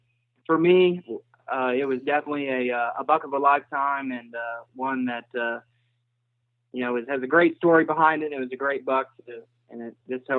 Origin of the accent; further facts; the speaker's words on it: Missouri, United States; Well, I'm from Southwest Missouri. I'm from a town around Joplin, Missouri.